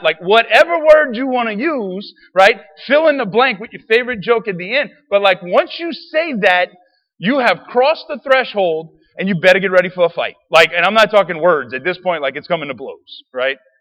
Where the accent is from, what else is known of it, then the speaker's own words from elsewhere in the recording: Raceland, Louisiana, United States; I grew up in Raceland